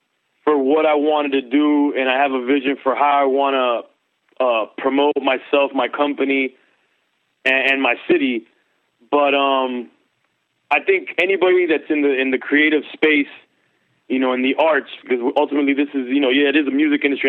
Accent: Miami, Florida, United States; also born or lived in Los Angeles; I'm raised in Miami

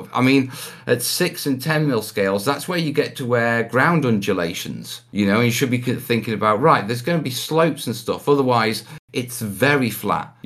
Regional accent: Anglesey, North Wales, United Kingdom; also born or lived in Stoke-on-Trent (family origin); I grew up in North Wales, yeah, which is, you know, the Welsh mountains, beaches, walking across the headland. And as a kid, I grew up in a place called Anglesey

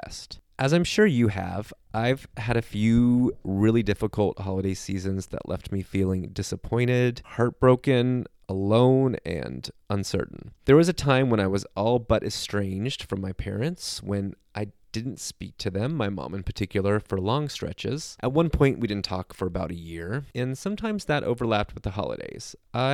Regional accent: Southern California, United States; I grew up in Southern California. I've never experienced real seasons or lived in any other area of the country that has weather

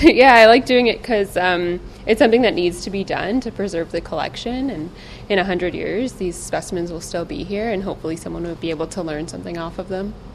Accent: Ontario, Canada; moved away as an adult; now in British Columbia, Canada; I'm from Ontario, so then I moved out here

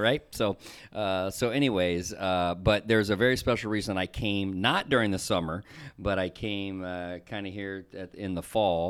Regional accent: the South, United States; somebody like me from the South

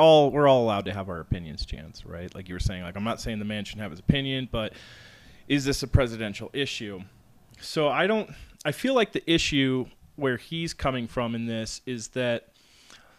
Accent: Colorado, United States; we're from Colorado

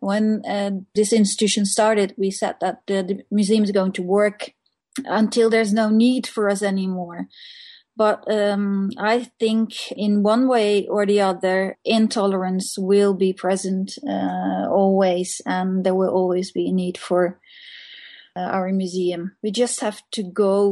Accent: Netherlands; now in Norway; I'm from Holland

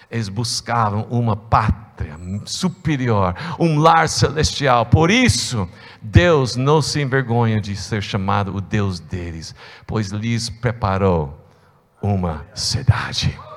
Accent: United States; É, eu sou estrangeiro duas vezes. É, eu, tenho, eu, tenho, eu sou americano né?

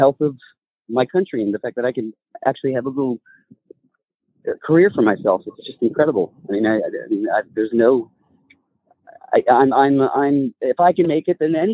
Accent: California, United States; I was raised in California my entire life. I still live here

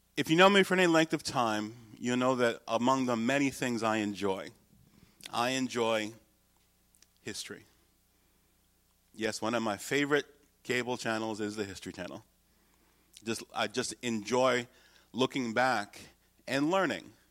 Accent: United States; my salvation is not in being an American

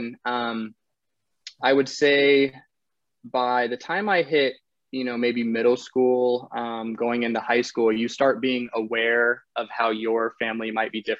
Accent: North Carolina, United States; also born or lived in Netherlands; now in Austin, United States; I was born in the Netherlands to a Dutch father and North Carolinian mother.

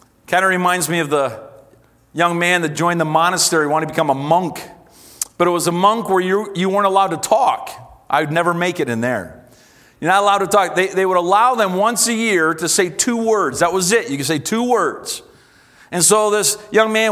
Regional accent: Canada; as a Canadian

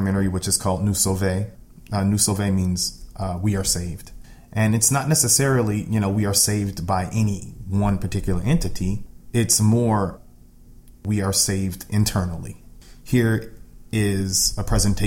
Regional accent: outside of Chicago, Illinois, United States; also born or lived in Detroit, Michigan; I was born in Detroit. My family moved when I was younger, maybe right. 2 or 3. Then we moved outside of Chicago. Growing up in the Midwest

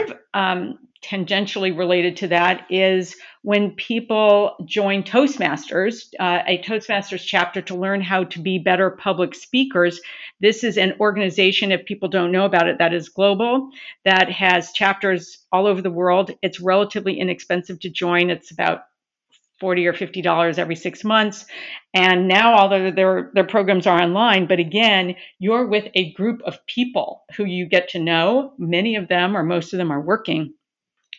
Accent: Southern California, United States; I'm originally from Southern California

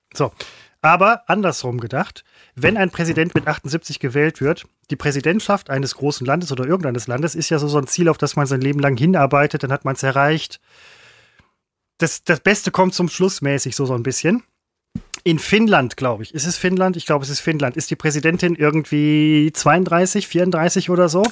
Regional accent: Germany; moved away; da, wo ich herkomme, wo ich gebürtig herkomme, aus Heidhausen

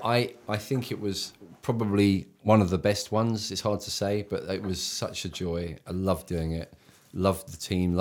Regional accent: England, United Kingdom; accent: English; I'm English.

